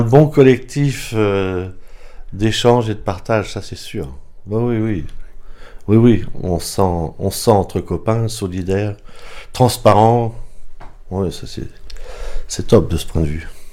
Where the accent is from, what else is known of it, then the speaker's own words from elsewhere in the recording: Pas-de-Calais, Hauts-de-France, France; moved away as an adult; now in Fleurie, France; moi je viens du Pas-de-Calais